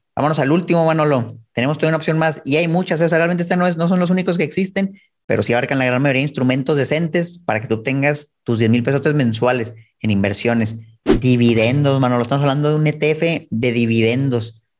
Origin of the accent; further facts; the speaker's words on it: Chihuahua, Mexico; Yo soy de Chihuahua